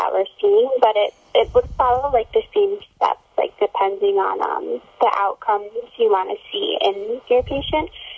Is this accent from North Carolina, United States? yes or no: no; New York City, New York, United States; I'm originally from Staten Island, but I'm here at Pace University right now